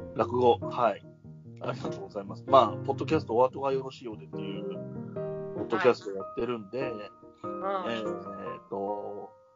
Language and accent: Japanese; Yamanashi, Japan; now in Tokyo, Japan; 二人とも山梨県出身なんですけど